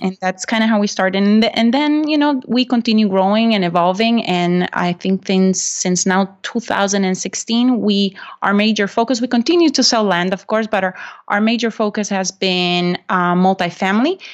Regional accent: Honduras; English is a second language; moved away as an adult; also born or lived in Macomb, Illinois, United States; now in United States; I'm originally from Honduras

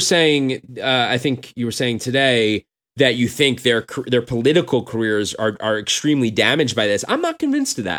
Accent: United States; I'm an American Jew

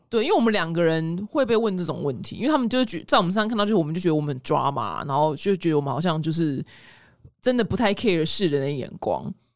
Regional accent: Taiwan; 我们台湾人

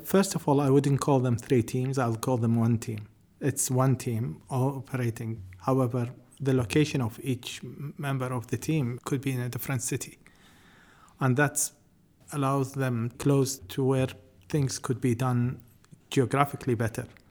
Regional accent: New Zealand; as a New Zealander

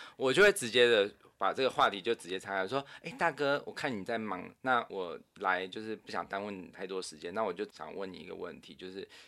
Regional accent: Zhongli, Taoyuan, Taiwan; 我从小在，在中立长大

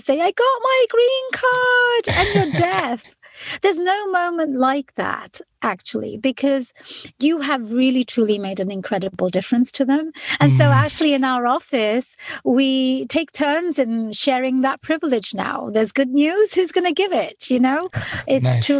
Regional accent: London, United Kingdom; moved away as an adult; now in United States; I am an immigrant to the United States. I was born and raised in London

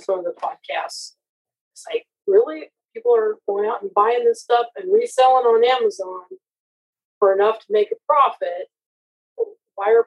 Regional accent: Iowa, United States; I'm from Iowa and I've owned my own business for over 20 years

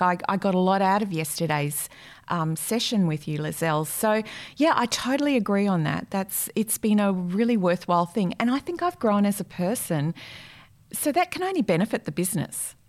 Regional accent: Brisbane, Queensland, Australia; moved away as an adult; also born or lived in Rockhampton / Sydney; now in Perth, Australia; I'm originally from Brisbane, born in Rockhampton

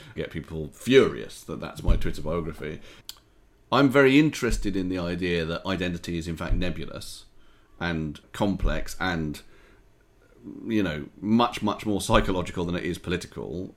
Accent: United Kingdom; being British and Jewish

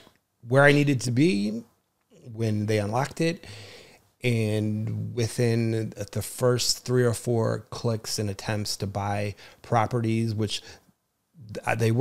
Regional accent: New Jersey, United States; I was born and raised in New Jersey

